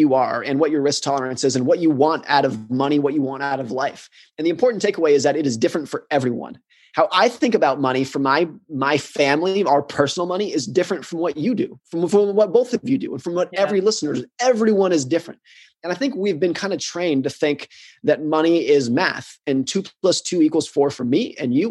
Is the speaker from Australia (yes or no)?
no; United States; I grew up in the United States. I live in the United States